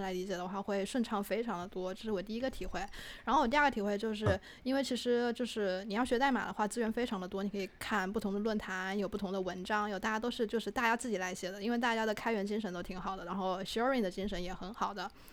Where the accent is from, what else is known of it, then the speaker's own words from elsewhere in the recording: Wuhan, Hubei, China; accent: Wuhan; 我的普通话有武汉口音